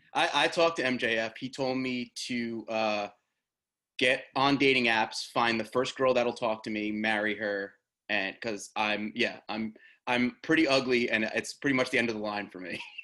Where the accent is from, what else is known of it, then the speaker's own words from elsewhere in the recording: New Jersey, United States; So I live in Jersey. I grew up in Jersey.